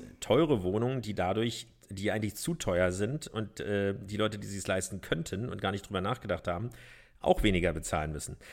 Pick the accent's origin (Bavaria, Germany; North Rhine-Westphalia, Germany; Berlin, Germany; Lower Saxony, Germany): Berlin, Germany; wenn auch nicht in Mitte geboren, sondern in Pankow